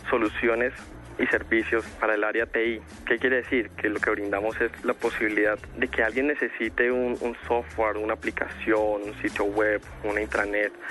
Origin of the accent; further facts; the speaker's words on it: Valle del Cauca, Colombia; que somos del Valle del Cauca, estamos orgullosos